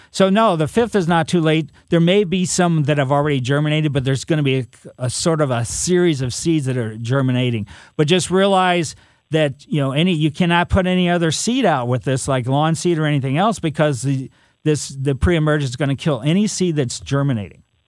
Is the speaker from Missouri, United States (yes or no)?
yes; Ellisville, Missouri, United States; I grew up in Ellisville, but Eureka was is very close